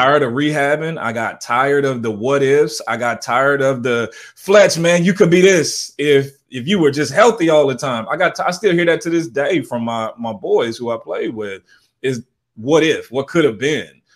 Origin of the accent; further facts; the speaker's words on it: St. Louis, Missouri, United States; also born or lived in Southern California; now in San Jose, United States; I'm originally from Saint Louis, Missouri.